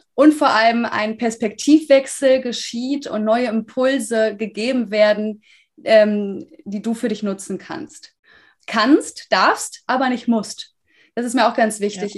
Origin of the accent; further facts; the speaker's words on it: Münster, North Rhine-Westphalia, Germany; moved away; ich komme aus Münster